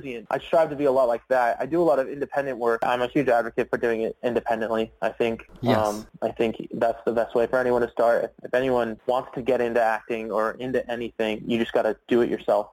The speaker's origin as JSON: {"language": "English", "town": "Westlake Village", "region": "California", "country": "United States", "tie": "born or raised there", "also_born_or_lived": "Burbank, California / New York City", "said": "I was born in Burbank and then grew up in a town called Westlake Village"}